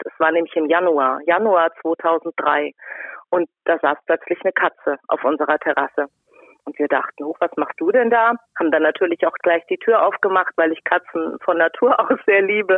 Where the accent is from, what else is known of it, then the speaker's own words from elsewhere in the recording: Rhine-Main area, Germany; komme aus dem Rhein-Main-Gebiet. Bürtig und ich wohne dort auch noch.